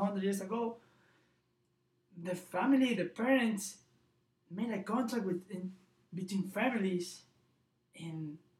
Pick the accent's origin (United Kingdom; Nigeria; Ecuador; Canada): Ecuador; now in Provo, United States; from Ecuador